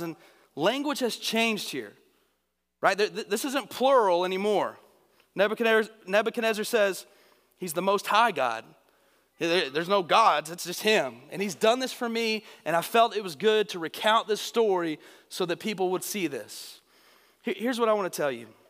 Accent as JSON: {"language": "English", "region": "Northeast Texas", "country": "United States", "said": "I'm from Northeast Texas"}